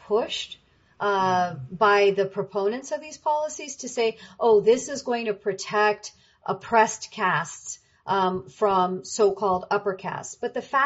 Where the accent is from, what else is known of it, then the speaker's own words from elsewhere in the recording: United States; I'm not an immigrant, right? I'm an American, but my parents were immigrants